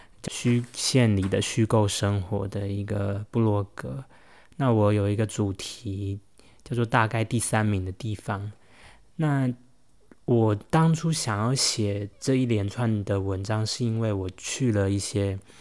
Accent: Taichung, Taiwan; moved away as an adult; also born or lived in Nantou / Taipei / Beijing; 毕竟我算是半个台中人。我在南投出生，可是我在小学、高中，总共八九年的生涯里，我都是生活居住在台中。所以台中对我来说是一个记忆生活之地，充满回忆。即使后来大学到了台北研究所，去了北京

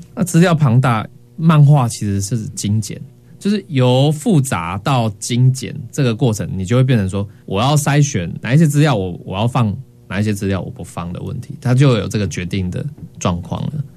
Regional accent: central Taiwan, Taiwan; 属于我们中部人很重要的一个历史

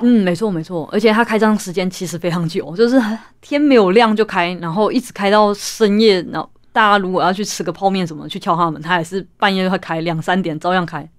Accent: Taichung, Taiwan; 台中文学奖，也就是我们家乡的一个文学奖

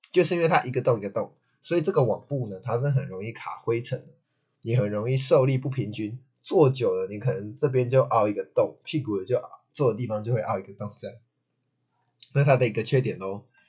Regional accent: Taichung, Taiwan; 因为我是台中人嘛

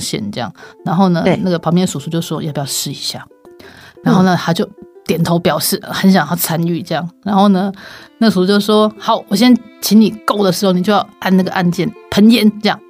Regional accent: Taiwan; 我们自己在台湾生长长大

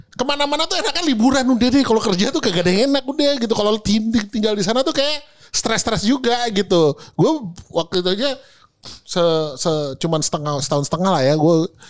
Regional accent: Indonesia; lahir di Indonesia

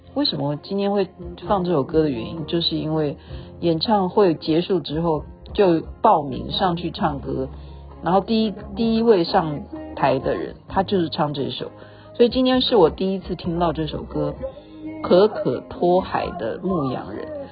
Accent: Taiwan; 对我们台湾人来讲

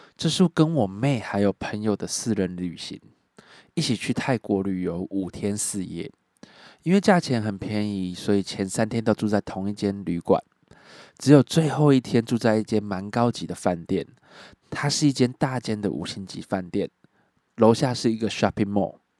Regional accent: Miaoli County, Taiwan; also born or lived in Changhua; 我是土生土长的苗栗人

